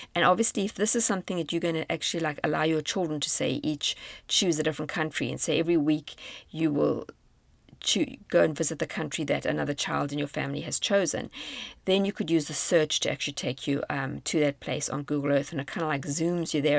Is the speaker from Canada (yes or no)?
no; South Africa; moved away as an adult; South Africa on a virtual trip, my home country